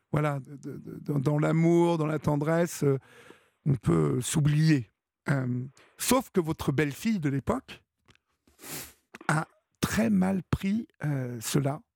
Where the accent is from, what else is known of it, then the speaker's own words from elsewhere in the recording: Évreux, Normandy, France; je suis d'Evreux